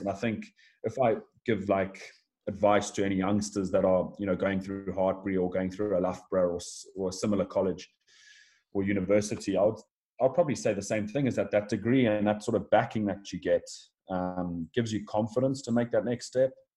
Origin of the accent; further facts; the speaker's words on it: Western Cape, South Africa; moved away as an adult; also born or lived in Zimbabwe / United Kingdom; now in Italy; I was born born in Zimbabwe, um, and then uh, moved on to South Africa at the age of ten, and finished my sort of schooling there in South Africa